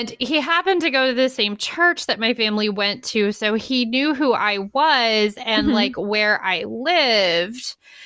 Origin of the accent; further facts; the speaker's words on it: Ohio, United States; I grew up in Ohio